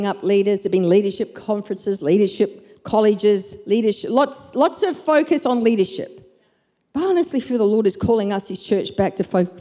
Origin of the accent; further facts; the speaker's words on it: Perth, Western Australia, Australia; moved away as an adult; also born or lived in Brisbane; my hometown of Perth, back to my family